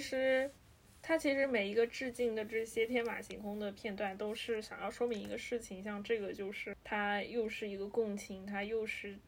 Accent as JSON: {"language": "Chinese", "country": "China", "said": "对于我们亚洲人，对于我们中国人来说"}